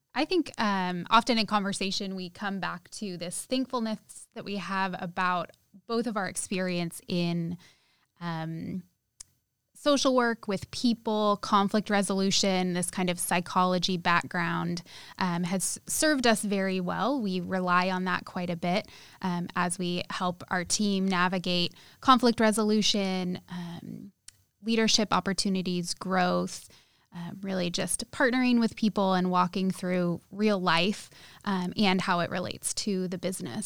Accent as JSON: {"language": "English", "town": "Sacramento", "region": "California", "country": "United States", "moved": "yes", "lives_now": "Santa Rosa, United States", "said": "originally from the Sacramento area"}